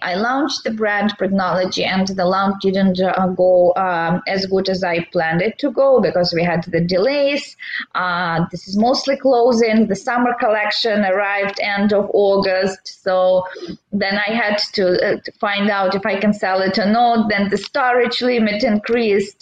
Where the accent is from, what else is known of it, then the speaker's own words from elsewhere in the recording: Belarus; moved away as an adult; now in San Diego, United States; Originally, I'm from Belarus. It's uh, Eastern Europe.